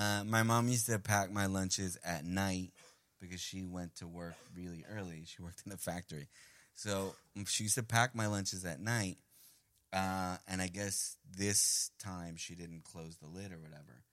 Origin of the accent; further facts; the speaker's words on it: New York City, New York, United States; first language Spanish; English is a second language; also born or lived in Medellin, Colombia; Diane and I grew up in Queens.